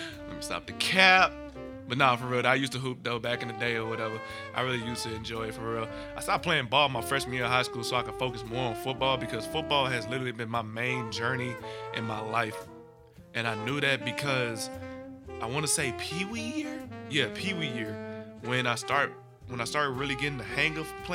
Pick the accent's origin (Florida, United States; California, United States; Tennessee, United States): Tennessee, United States; Memphis; growing up in Memphis, I started playing football